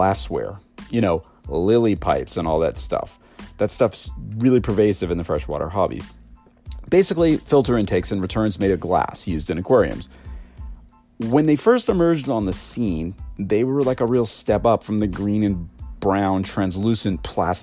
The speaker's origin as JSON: {"language": "English", "country": "United States", "said": "I'm American and we use inches instead of metric"}